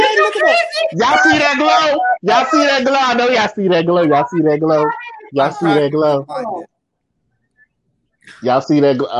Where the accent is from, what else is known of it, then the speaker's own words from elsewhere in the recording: Killeen, Texas, United States; I was raised in Killeen.